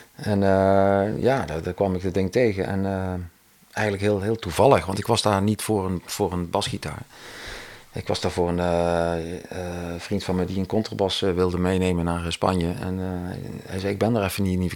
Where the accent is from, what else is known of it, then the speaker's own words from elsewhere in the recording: Cuijk, North Brabant, Netherlands; ik kom natuurlijk uit Kuik, dus daar had je een muziekschool